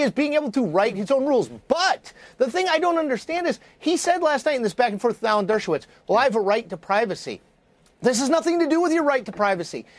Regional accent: Connecticut, United States; when I grew up in Connecticut

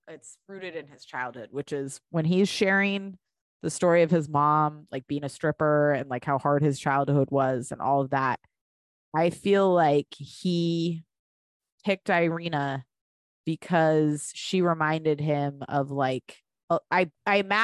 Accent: San Diego, California, United States; I'm from San Diego

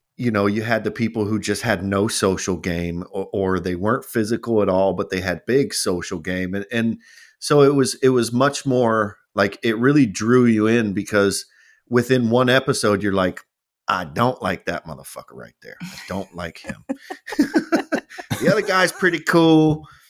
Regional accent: United States; we're from America

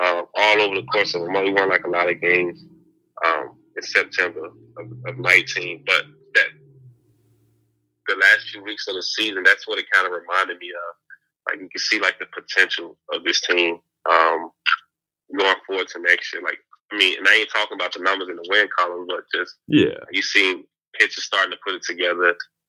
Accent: Mississippi, United States; his grandma is from my hometown in Mississippi.

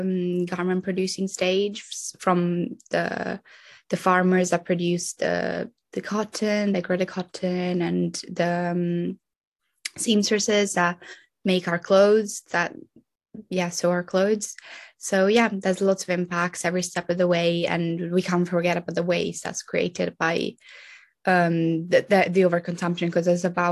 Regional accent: Italy; I'm 20. I'm from Italy

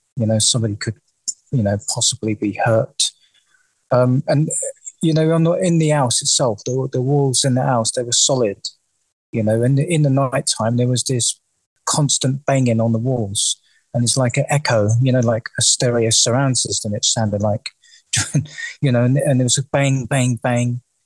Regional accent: London, United Kingdom; I was born and raised in the in the East End of London.

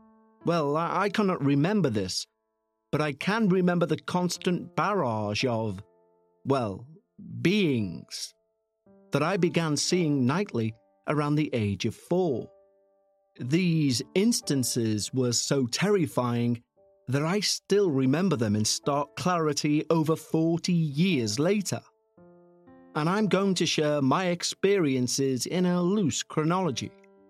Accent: New Mexico, United States; also born or lived in Utah; I'm 46 years old and I live in Utah. I was born in Utah, but I was raised in northern New Mexico.

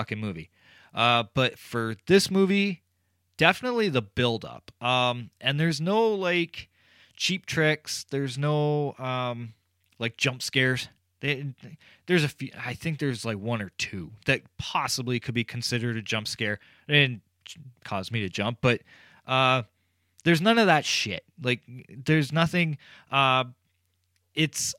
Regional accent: Canada; I'm Canadian

